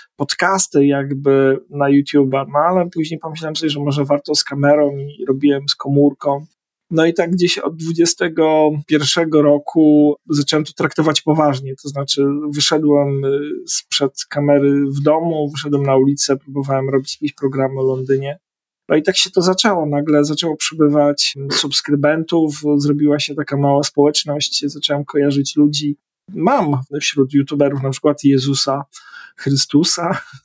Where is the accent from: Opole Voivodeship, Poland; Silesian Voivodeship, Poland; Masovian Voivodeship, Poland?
Opole Voivodeship, Poland; Opole; accent: eastern European; moved away as an adult; also born or lived in northern England; now in London, United Kingdom; ja z kolei wyrosłem z takiej atmosferze teatru alternatywnego, jestem z Opola